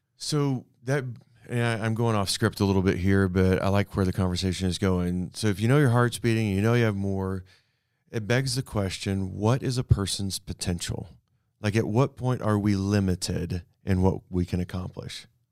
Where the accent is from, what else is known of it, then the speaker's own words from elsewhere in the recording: Canada; also born or lived in Abilene, Texas; now in Amarillo, United States; I grew up in Canada, north of here.